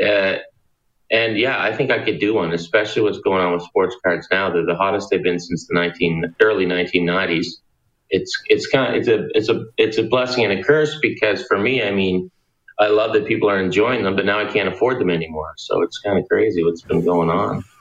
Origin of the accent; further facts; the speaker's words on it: Pictou, Nova Scotia, Canada; Will a guy from Pictou, where I'm from, drive to Moncton?